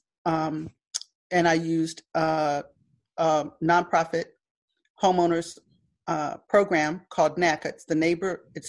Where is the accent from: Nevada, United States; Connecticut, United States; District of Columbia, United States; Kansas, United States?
District of Columbia, United States; Washington; I consider myself a child of the Civil Rights Movement. I was born in 1961 in Washington, D.C., in what was then Freedmen's Hospital.